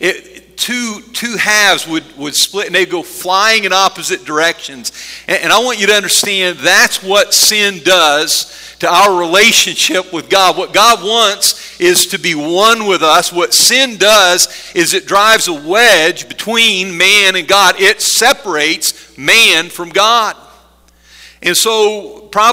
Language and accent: English; Middleburg, Pennsylvania, United States; We lived outside of a little town called Middleburg up on a hill